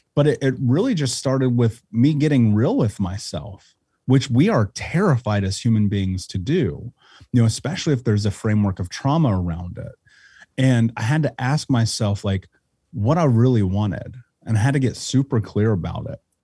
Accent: Indianapolis, Indiana, United States; I grew up in Indianapolis

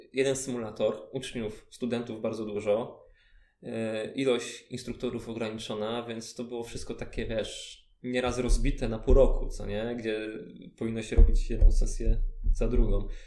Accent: Ostrów, Poland; also born or lived in Chełm; też jestem z, z Ostrowa

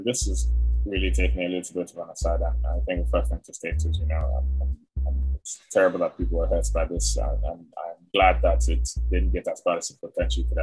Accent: Nigeria; as a Nigerian

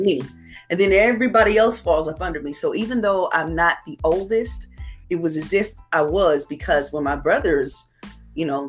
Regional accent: Indianapolis, Indiana, United States; I grew up here, actually. I was born and raised here in Indianapolis, Indiana.

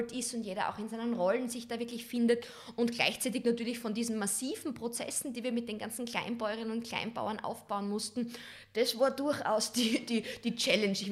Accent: Western Styria, Austria; aus einem ganz kleinen Ort, der nennt sich Steins in der Weststeiermark. Das ist eine 2000 Seelengemeinde, also wirklich so, wo du sagst Dorfcharakter, wo jeder noch jeden kennt.

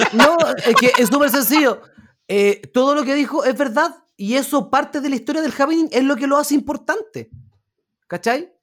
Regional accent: Chile; como chileno

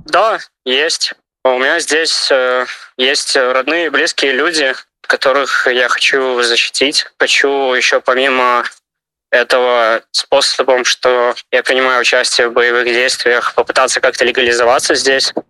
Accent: Ivatsevichy, Brest Region, Belarus; moved away as an adult; now in Ukraine; я родом из Беларуси, из города Ивацевичи, Брестская область

